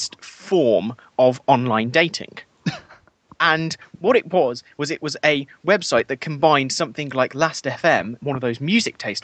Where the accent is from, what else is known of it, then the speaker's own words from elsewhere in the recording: Worcester, West Midlands, United Kingdom; I'm from Worcester